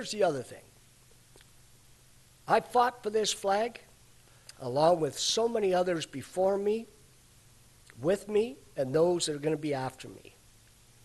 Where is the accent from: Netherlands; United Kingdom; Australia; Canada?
Canada; I was born and raised in Canada